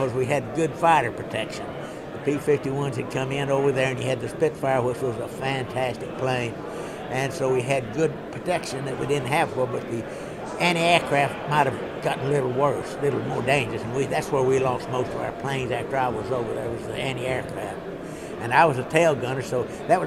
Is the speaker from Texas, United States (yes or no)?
yes; Houston, Texas, United States; from Houston, Texas